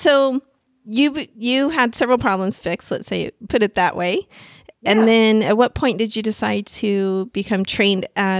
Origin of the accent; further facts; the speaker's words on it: Plano, Texas, United States; I'm originally from Texas, from Plano outside of Dallas.